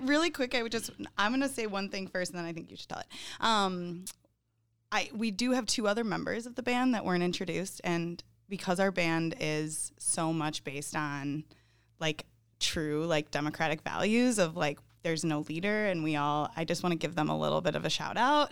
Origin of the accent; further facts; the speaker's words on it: Northern Illinois, United States; moved away as an adult; now in Milwaukee, United States; I grew up in Northern Illinois